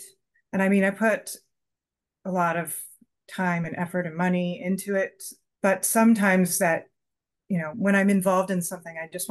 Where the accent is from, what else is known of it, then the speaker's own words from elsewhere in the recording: Southern California, United States; moved away as an adult; now in Vermont, United States; We're from California